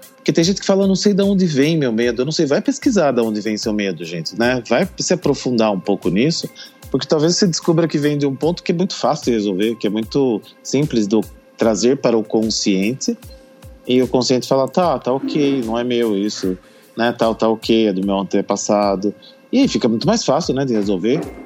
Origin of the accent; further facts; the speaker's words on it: Brazil; nós brasileiros nunca passamos por um período de guerra